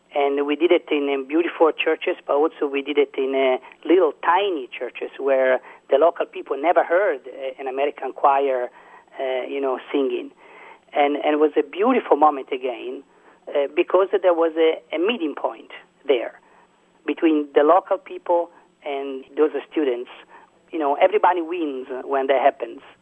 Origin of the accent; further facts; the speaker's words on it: Siena, Tuscany, Italy; I'm from Siena, for example, so uh, my role model is St. Catherine of Siena